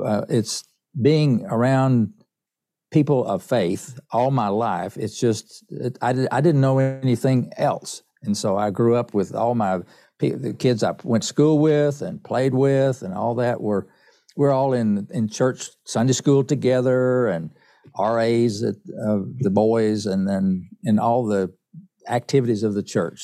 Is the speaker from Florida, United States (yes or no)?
no; East Tennessee, United States; I grew up in East Tennessee, up in the mountains of East Tennessee